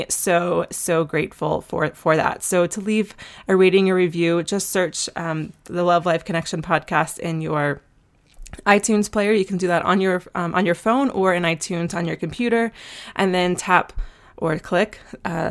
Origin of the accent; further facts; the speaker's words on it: Asheville, North Carolina, United States; I'm from Asheville, and we have tons of mutual friends, and we talked about like where we used to frequent in high school